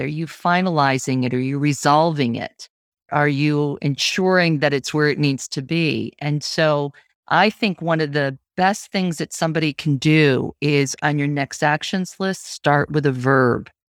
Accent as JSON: {"language": "English", "town": "Syracuse", "region": "New York", "country": "United States", "also_born_or_lived": "Vermont", "moved": "yes", "lives_now": "Portland, Maine, United States", "said": "I'm originally from Syracuse."}